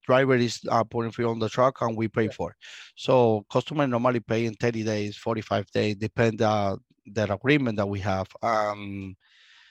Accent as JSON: {"language": "English", "country": "Cuba", "tie": "born or raised there", "second_language": "English", "moved": "as an adult", "lives_now": "United States", "said": "I was born in Cuba. I stayed in Cuba until we have 25 years"}